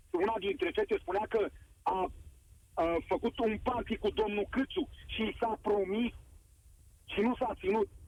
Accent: Romania; noi ca români să nu o Adică să nu blamăm.

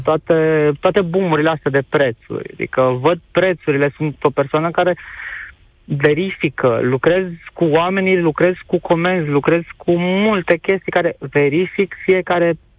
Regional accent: Arad, Arad County, Romania; eu sunt din Arad

